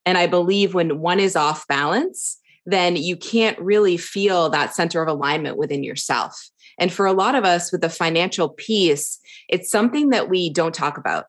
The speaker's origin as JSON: {"language": "English", "area": "suburbs of Boston", "region": "Massachusetts", "country": "United States", "tie": "born or raised there", "also_born_or_lived": "Florida", "moved": "as an adult", "lives_now": "Kauai, United States", "said": "I grew up on the East Coast, um, in a, a suburbs of Boston, about forty-five minutes from the city"}